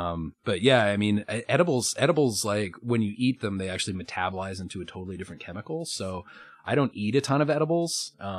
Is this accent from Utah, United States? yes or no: no; Colorado, United States; also born or lived in New York / Denver; I'm from Colorado